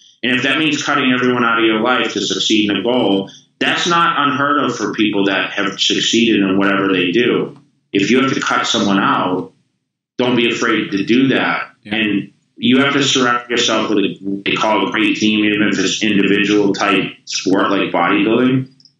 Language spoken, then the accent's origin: English; Massachusetts, United States; now in California, United States; You know, I came from Massachusetts to California the same exact way.